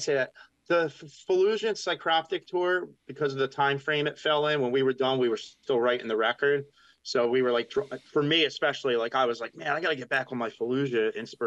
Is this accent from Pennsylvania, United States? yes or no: yes; Philadelphia, Pennsylvania, United States; accent: Philly; my Philly accent